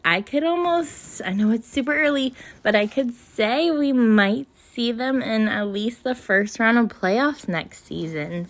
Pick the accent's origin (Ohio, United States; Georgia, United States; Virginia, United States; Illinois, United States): Virginia, United States; Winchester; in my hometown in May, we have a huge festival. It's called the Apple Blossom Festival